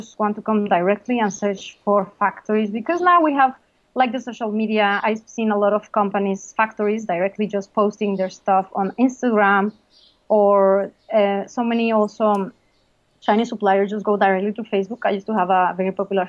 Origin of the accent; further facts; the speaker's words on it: Mexico; moved away; I'm from Mexico.